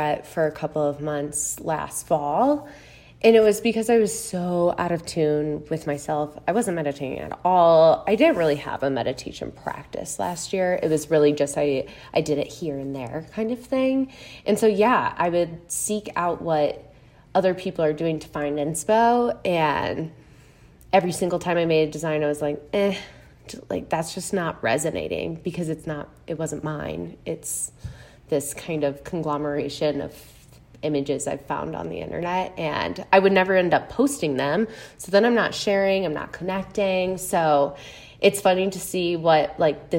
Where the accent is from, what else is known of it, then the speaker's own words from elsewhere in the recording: Chicago, Illinois, United States; also born or lived in Missouri; I'm from the Chicago area, so Midwest gal all around